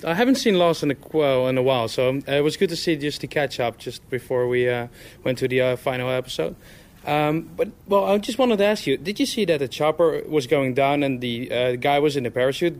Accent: Amsterdam, North Holland, Netherlands; moved away; I'm from Amsterdam, from the Netherlands.

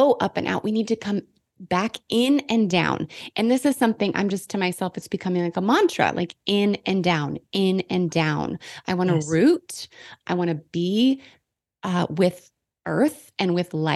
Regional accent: Washington, United States; now in Texas, United States; The Pacific Northwest, like Washington State is where I grew up

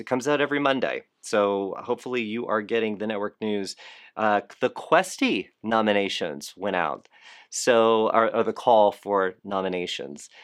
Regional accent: Fort Lauderdale, Florida, United States; I am from Fort Lauderdale

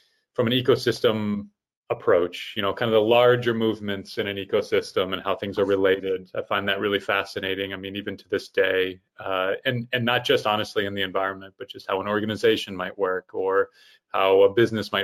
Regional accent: Fort Wayne, Indiana, United States; I am originally from Fort Wayne, Indiana, which is obviously in the middle of the United States

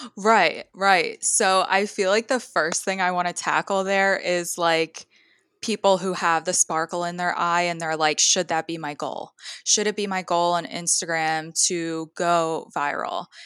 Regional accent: Philadelphia area, Southern New Jersey, United States; I am from the New Jersey, like, Southern New Jersey, Philadelphia area.

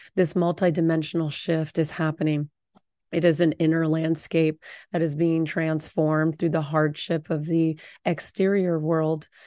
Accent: Orange County, Southern California, United States; I grew up in Orange County

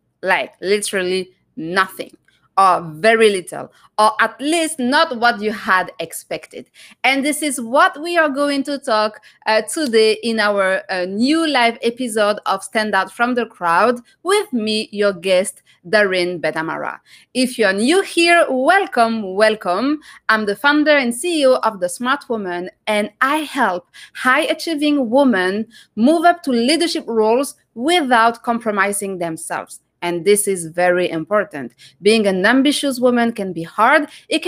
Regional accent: France; now in Canada; I'm from France too

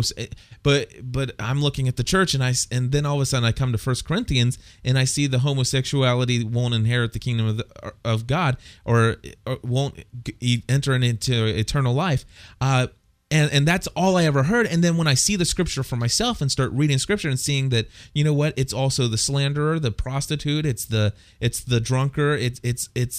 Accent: Clifton, Ohio, United States; When I was a young boy, I went to a public school in Clifton, Ohio

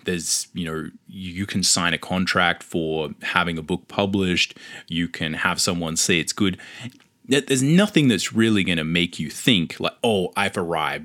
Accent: Australia; accent: Australian; I lived in Australia, if you can tell from my accent

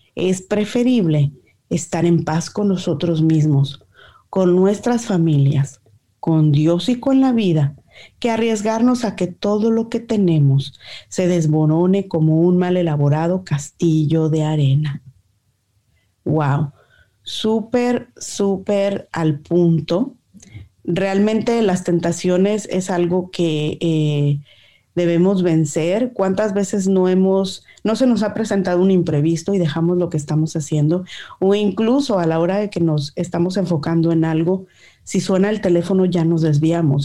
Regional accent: Mexico; como buena mexicana

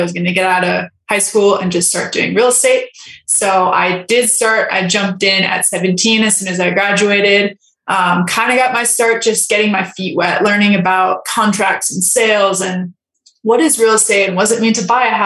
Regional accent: Los Angeles, California, United States; I was raised in California, Los Angeles, like very wealthy area

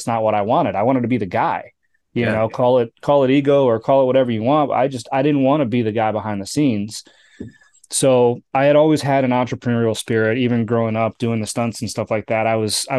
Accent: Kenosha, Wisconsin, United States; also born or lived in California; I grew up in Kenosha, Wisconsin, right? So I spent most of my time in the Midwest. I was actually born in California.

